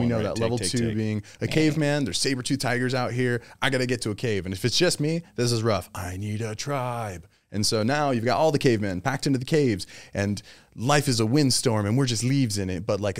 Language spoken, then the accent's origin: English; United States; also born or lived in Germany; I love being American. This is what I'm saying. I was born